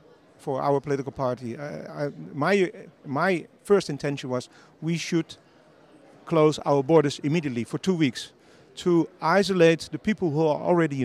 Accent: Netherlands; I live in the Netherlands. I'm from the Netherlands.

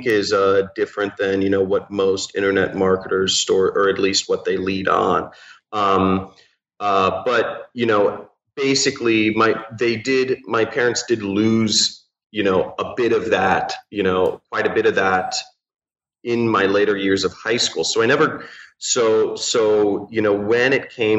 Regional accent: Los Angeles, California, United States; I'm from Los Angeles, from Pacific Palisades, California

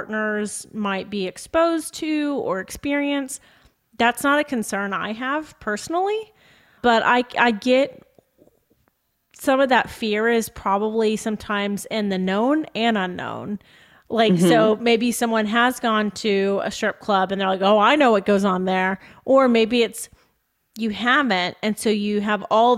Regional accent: United States; as we are as an American culture specifically

